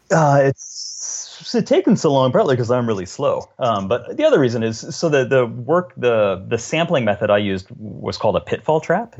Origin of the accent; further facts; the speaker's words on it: the South, United States; now in Washington State, United States; I grew up in the South where those spiders are all over the place